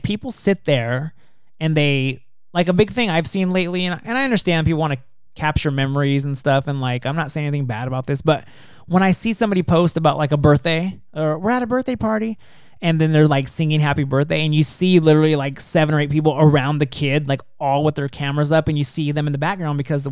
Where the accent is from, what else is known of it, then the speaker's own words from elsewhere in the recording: California, United States; I grew up in California